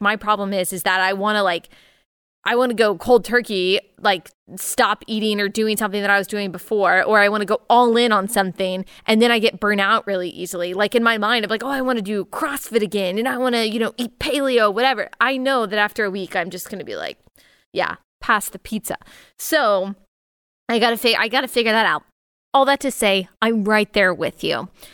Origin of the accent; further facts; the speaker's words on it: Texas, United States; born and raised in Texas, I'm a Tex-Mex girl